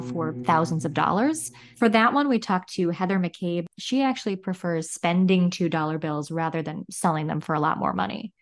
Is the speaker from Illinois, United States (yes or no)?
yes; Chicago, Illinois, United States; I'm from Chicago